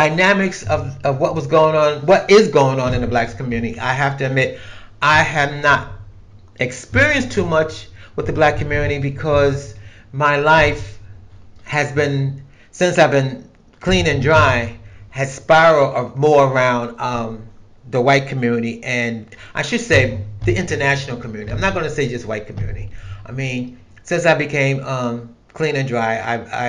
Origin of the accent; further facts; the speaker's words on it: United States; as an American, as in a black American in this country